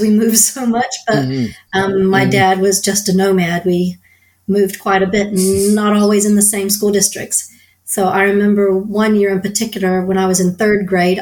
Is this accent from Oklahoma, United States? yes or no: no; Southeast Texas, United States; moved away as an adult; also born or lived in San Antonio, Texas; I was raised in Southeast Texas, sort of the Golden Triangle, it's called, sort of Beaumont, Port Arthur, Nederland, around there